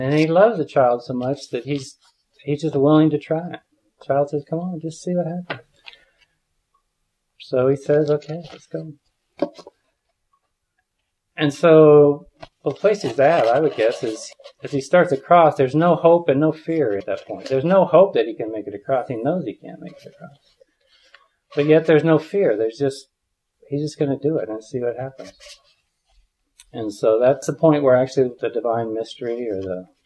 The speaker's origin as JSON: {"language": "English", "region": "Midwest", "country": "United States", "tie": "born or raised there", "said": "I grew up in the Midwest, and my family was quite religious"}